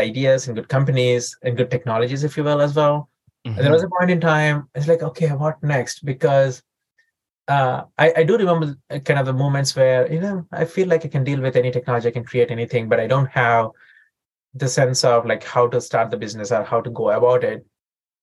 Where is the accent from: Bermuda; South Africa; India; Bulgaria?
India; moved away as an adult; also born or lived in St. Louis, United States / San Diego, United States; now in United States; I grew up in India and I came to the United States when I was 21